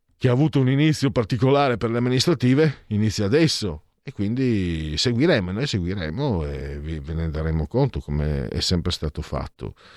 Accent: Venice, Veneto, Italy; dalle mie parti

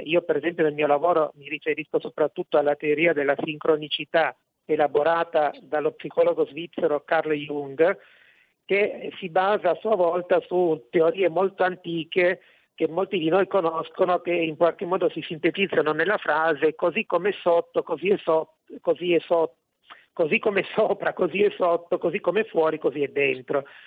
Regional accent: Italy

